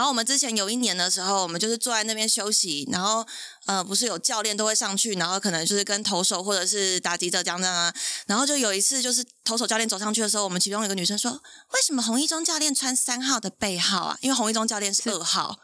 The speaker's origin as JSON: {"language": "Chinese", "region": "Taipei", "country": "Taiwan", "tie": "born or raised there", "said": "从小到大就是台北从土生土长"}